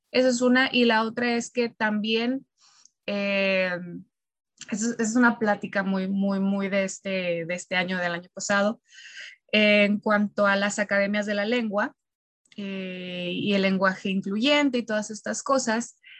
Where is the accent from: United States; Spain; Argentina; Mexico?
Mexico; siendo nosotros mexicanos, nosotros no hablamos un dialecto español